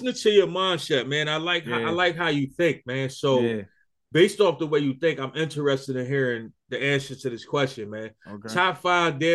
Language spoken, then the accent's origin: English; Philadelphia, Pennsylvania, United States; I'm from Philly